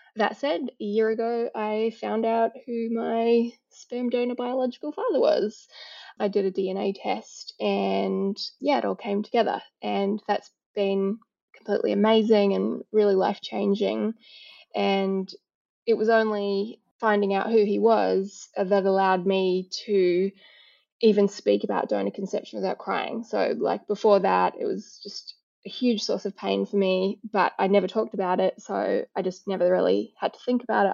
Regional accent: New Zealand; now in Australia; although I live in Australia, I was born in New Zealand

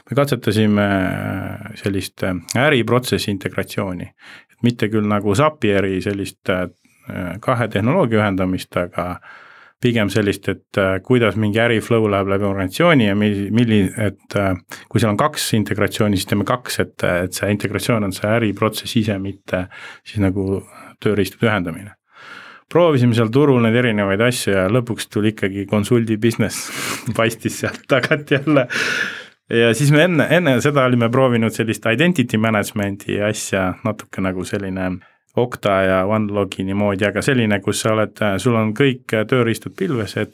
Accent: Rakvere, Lääne-Viru County, Estonia; also born or lived in Jõgeva / Tartu; now in Tallinn, Estonia; ma tulen Rakverest Jõgeva kaudu ja Tartu kaudu ja siis Tallinnasse.

